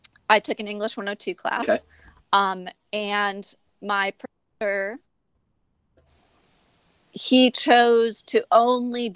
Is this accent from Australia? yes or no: no; Buffalo, New York, United States; I'm from Buffalo, New York. I grew up going to theater a lot as a kid. My aunt would bring me to Shays Theater in Buffalo